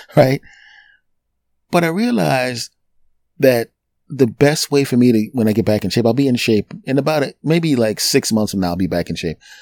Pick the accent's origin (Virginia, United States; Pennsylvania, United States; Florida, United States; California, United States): Pennsylvania, United States; Philadelphia; My hometown team, the Philadelphia Eagles